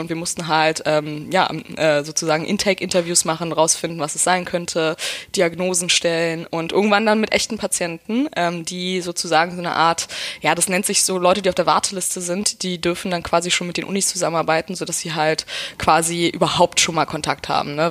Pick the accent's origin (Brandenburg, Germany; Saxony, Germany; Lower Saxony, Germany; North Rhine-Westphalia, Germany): Brandenburg, Germany; also born or lived in Berlin; Ich bin Berlinerin, ja. Ähm, ich komme aus äh, Hinterpankow